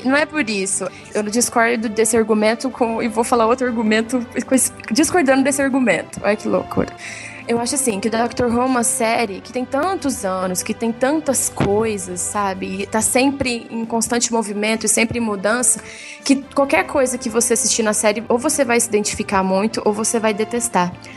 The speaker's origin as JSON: {"language": "Portuguese", "town": "Franca", "region": "São Paulo", "country": "Brazil", "said": "eu sou de Franca, São Paulo"}